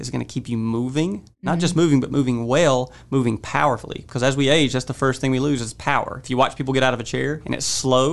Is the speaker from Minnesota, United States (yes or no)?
no; Pilot Mountain, North Carolina, United States; moved away as an adult; also born or lived in Colorado Springs, Colorado; I grew up in Pilot Mountain